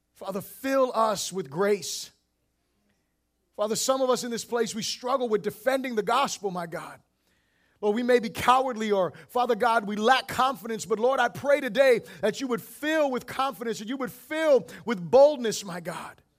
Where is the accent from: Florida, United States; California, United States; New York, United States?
Florida, United States; I am from Florida